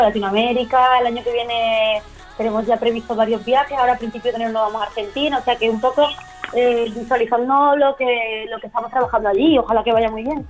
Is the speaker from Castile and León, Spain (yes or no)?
no; Málaga, Andalusia, Spain; los conciertos por mi tierra, por Málaga